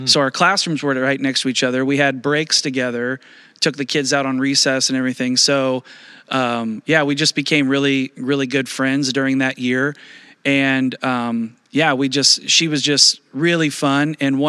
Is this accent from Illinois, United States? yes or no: yes; Illinois, United States; Well, I grew up in Southern Illinois. And so we gravitate towards St. Louis, probably mostly because it's a shorter drive.